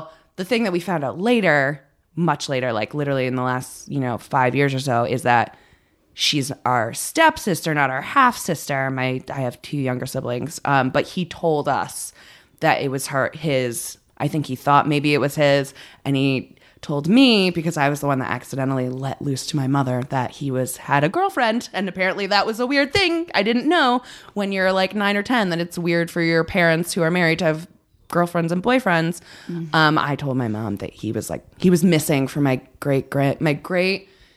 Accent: New Haven, Connecticut, United States; also born or lived in Branford, Connecticut; I grew up in Connecticut.

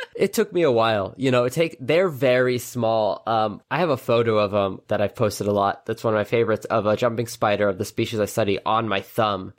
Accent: New York City, New York, United States; I grew up in New York City

